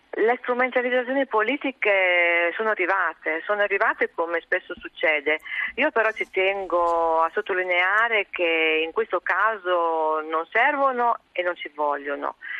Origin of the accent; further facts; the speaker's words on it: Goro, Emilia-Romagna, Italy; io sono di Goro, io sono nata a Goro e ho 50 anni, ho sempre abitato a Goro.